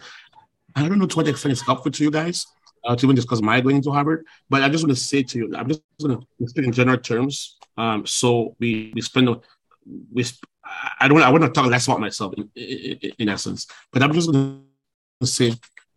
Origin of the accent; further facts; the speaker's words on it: Cameroon; moved away as an adult; also born or lived in Washington / China; now in Douala, Cameroon; I was this kid from Africa.